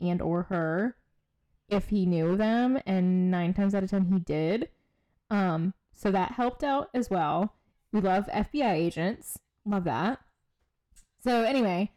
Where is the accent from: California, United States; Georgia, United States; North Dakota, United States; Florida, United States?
Georgia, United States; near Fort Stewart, Savannah area; So Fort Stewart is more so like closer to my hometown